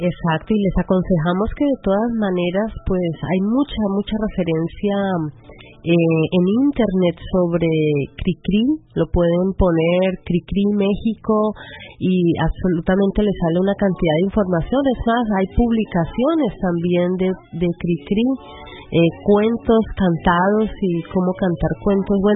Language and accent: Spanish; Guatemala; now in Stuttgart, Germany; de Guatemala y los saludo desde Stuttgart.